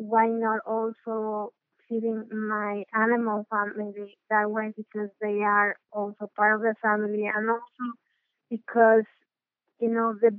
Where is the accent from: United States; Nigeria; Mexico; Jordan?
Mexico; I am from Mexico.